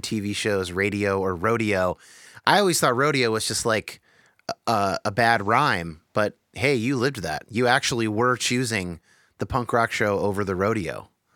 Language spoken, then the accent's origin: English; California, United States; I was born to, like, two Jesus movement boomers in California